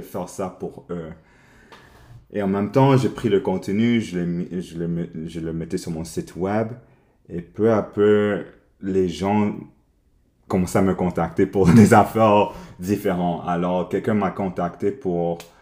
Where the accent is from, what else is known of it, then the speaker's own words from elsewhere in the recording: Montreal, Quebec, Canada; Non, je suis né ici à Montréal. Alors, ouais, j'ai, grandi ici à Montréal.